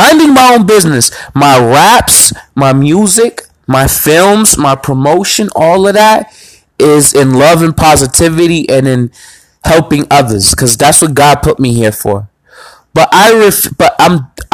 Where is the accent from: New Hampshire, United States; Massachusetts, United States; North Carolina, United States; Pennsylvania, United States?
Massachusetts, United States; Boston; I'm from the South End.